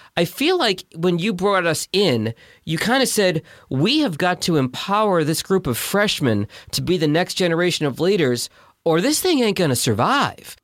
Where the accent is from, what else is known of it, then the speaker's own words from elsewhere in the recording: Boston, Massachusetts, United States; I'm from Boston.